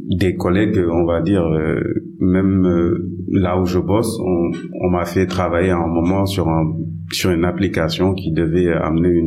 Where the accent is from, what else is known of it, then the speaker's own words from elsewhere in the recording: Dakar, Senegal; J'ai grandi à Dakar, mm. euh, je fais tout mon cursus ici, je suis passé par cathédrale, mm. par le, le, collège cathédrale et l'institution Notre-Dame où j'ai fait mon lycée.